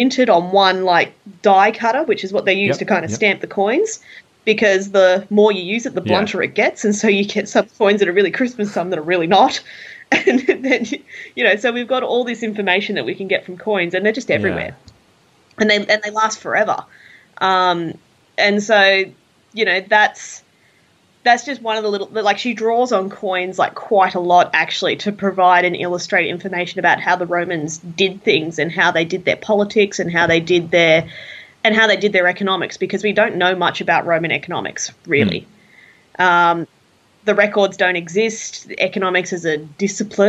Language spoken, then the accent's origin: English; Australia